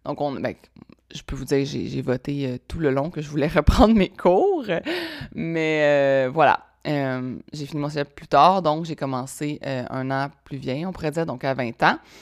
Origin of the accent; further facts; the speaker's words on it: Laval, Quebec, Canada; also born or lived in Sherbrooke; je viens de Laval. Laval, euh, Laval proche de Montréal